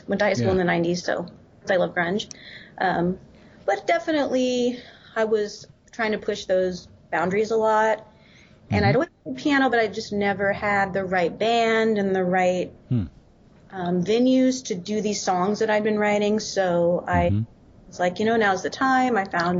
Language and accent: English; Oklahoma, United States; born there; So I am from Oklahoma.